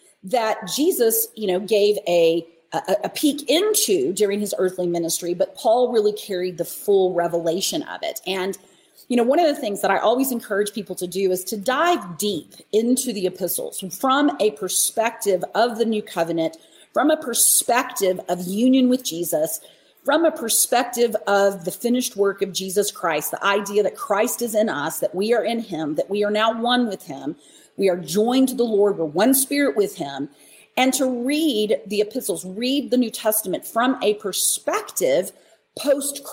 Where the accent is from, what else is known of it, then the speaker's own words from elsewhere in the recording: Dallas-Fort Worth area, Texas, United States; I grew up in the Dallas-Fort Worth area